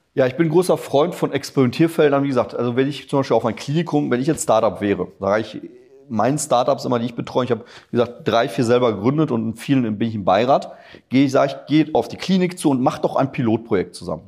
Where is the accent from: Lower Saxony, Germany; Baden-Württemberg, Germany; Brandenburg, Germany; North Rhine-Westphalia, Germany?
North Rhine-Westphalia, Germany; Ruhr area; also born or lived in Poland; ich komme aus dem Ruhrgebiet